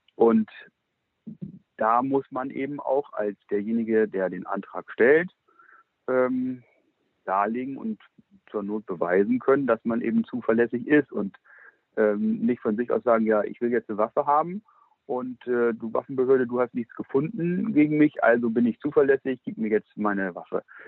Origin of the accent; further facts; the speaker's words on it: Lower Saxony, Germany; Ich bin ja nun kein Preußer, als Hannoveraner